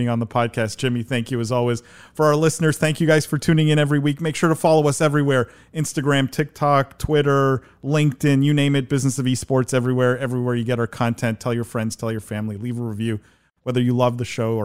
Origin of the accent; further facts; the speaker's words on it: Canada; moved away; as a Canadian, I'm originally from Canada.